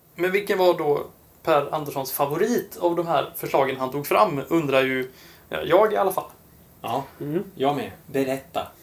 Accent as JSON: {"language": "Swedish", "region": "Halland County", "country": "Sweden", "said": "Jag är ju från norra delen av Halland också"}